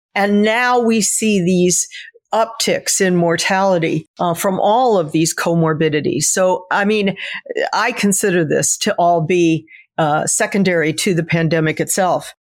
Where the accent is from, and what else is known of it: United States